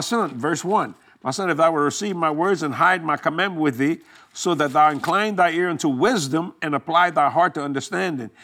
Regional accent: Houma, Louisiana, United States; born or raised there; also born or lived in New Orleans, Louisiana

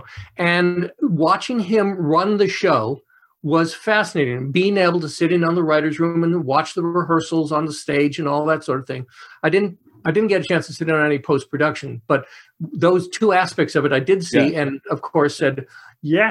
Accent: Los Angeles, California, United States; I'm born and raised in Los Angeles.

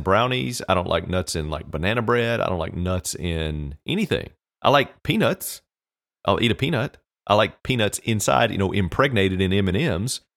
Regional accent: United States; We as Americans

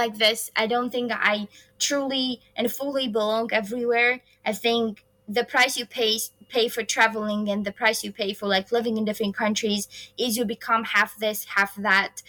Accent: Khorog, Gorno-Badakhshan, Tajikistan; moved away as an adult; also born or lived in Kansas; now in United States; I have been set values here in Tajikistan that I keep with myself.

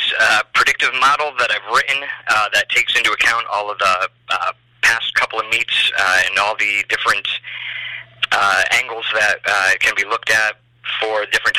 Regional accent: Plainville, Connecticut, United States; now in Saratoga area, United States; Originally from Central Connecticut, just outside Hartford, a little town called Plainville.

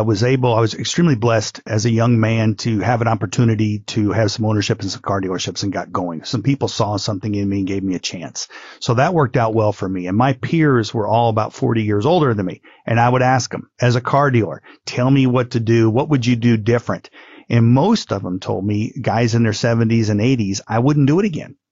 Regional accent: Midwest, United States; now in Honolulu, United States; I grew up in the Midwest.

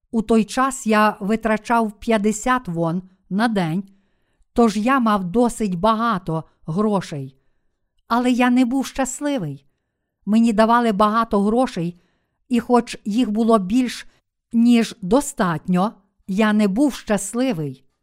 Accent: Busan, South Korea; Ukrainian is a second language; Я виріс в Бусані, у найбільшому портовому місті Кореї.

